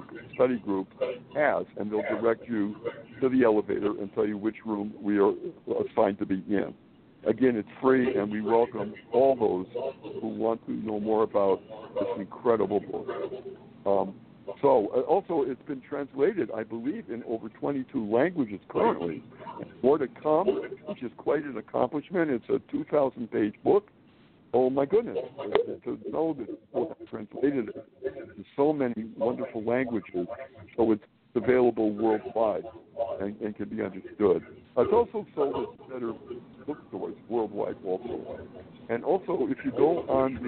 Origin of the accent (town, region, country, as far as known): Springfield, Massachusetts, United States; born or raised there; moved away as an adult; also born or lived in Manhattan, New York; now in New York City, United States